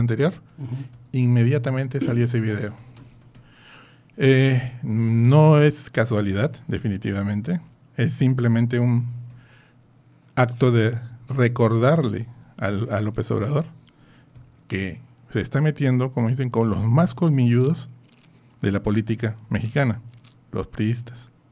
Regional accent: Peru; moved away; en mi tierra, en Perú

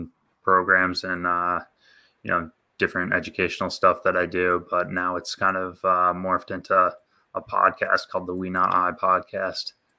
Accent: Saratoga Springs, New York, United States; I'm from Saratoga

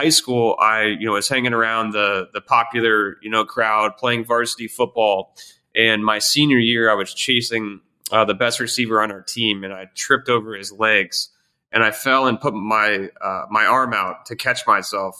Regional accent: Columbus, Ohio, United States; moved away; also born or lived in Pittsburgh, Pennsylvania; I was born in Pittsburgh, Pennsylvania, moved to Columbus, Ohio

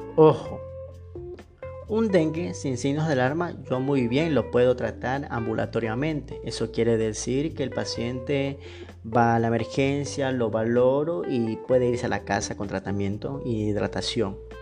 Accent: Ecuador; soy médico general de Ecuador

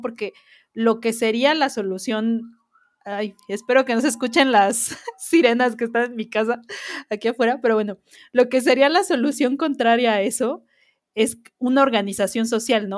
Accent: Mexico; somos como mexicanos

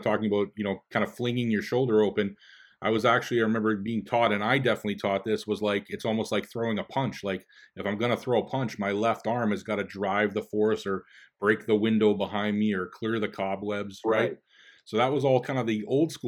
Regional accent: Winnipeg, Manitoba, Canada; moved away; my hometown Bombers

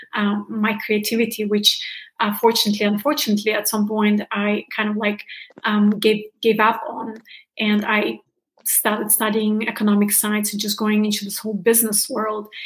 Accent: Germany; moved away; i'm from originally from germany

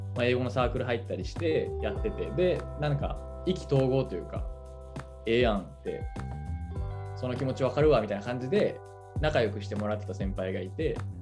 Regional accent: Japan; やっぱり日本で生まれ育って日本の価値観持ってるな

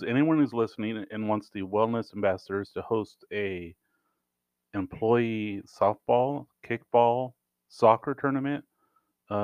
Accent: Yuma, Arizona, United States; growing up in Yuma, we are an outdoor recreation city, community, right?

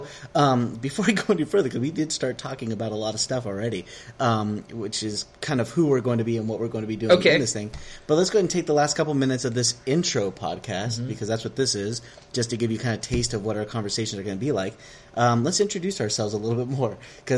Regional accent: Southern California, United States; moved away as an adult; also born or lived in West Virginia; now in Elkins, United States; I am Mexican, Hispanic, whatever, from Southern California. I moved to West Virginia in 2003.

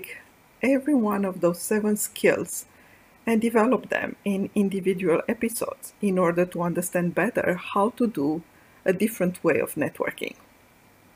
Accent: Bucharest, Romania; moved away; I grew up in Bucharest, Romania, the first daughter of a small family.

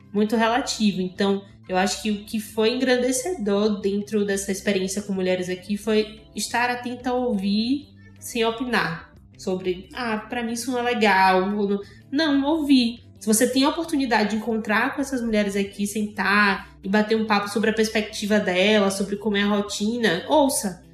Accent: Salvador, Bahia, Brazil; moved away as an adult; now in Egypt; Sou soteropolitana, tenho 24 anos

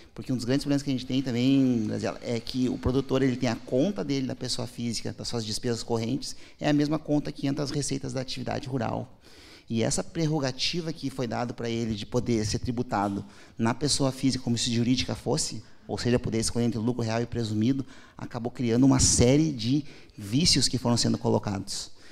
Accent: Porto Alegre, Rio Grande do Sul, Brazil; Eu nasci em Porto Alegre

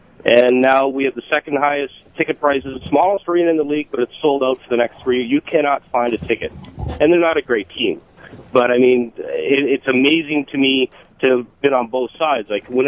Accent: Winnipeg, Manitoba, Canada; growing up in Winnipeg

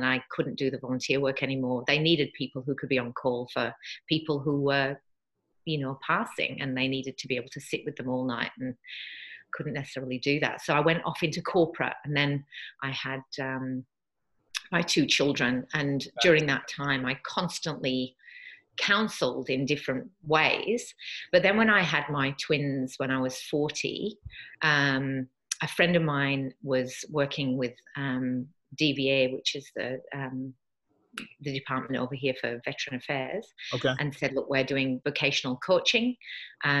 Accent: Yorkshire and the Humber, United Kingdom; moved away as an adult; now in Australia; I'm from the UK originally. I was brought up in Yorkshire in Northern England

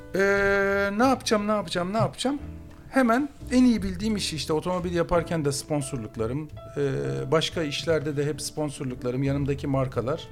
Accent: Istanbul, Turkey; ben oralıyım

